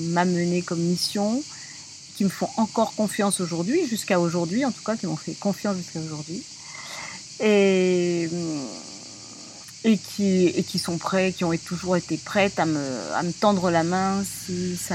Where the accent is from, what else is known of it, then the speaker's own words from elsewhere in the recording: Paris, Île-de-France, France; Je suis parisienne au départ, puis euh, j'ai navigué un petit peu dans toute la France.